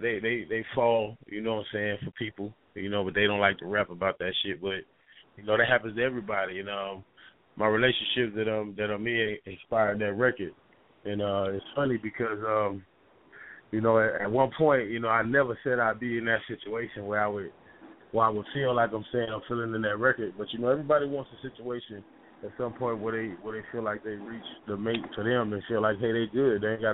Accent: Omaha, Nebraska, United States; also born or lived in Tampa, Florida / Bay Area, California; But yeah, I'm from the Midwest. You know what I'm saying? Born in the hometown of Malcolm X, Omaha, Nebraska. Also raised some in the South, Tampa, Florida. I lived in the Bay on the West Coast.

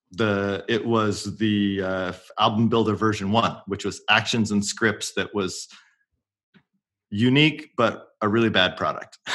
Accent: Oregon, United States; moved away as an adult; I was born in Oregon. Went to University of Oregon.

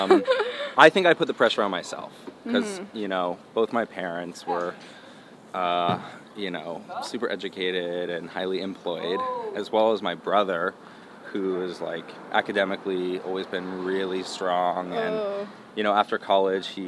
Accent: Portola Valley, California, United States; also born or lived in Seattle, Washington; I grew up in a place called Portola Valley

